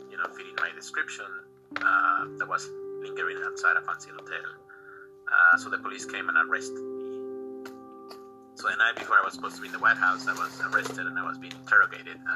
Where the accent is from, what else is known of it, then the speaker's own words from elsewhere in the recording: Mexico; moved away as an adult; also born or lived in England; I'm originally from Mexico. I went to school there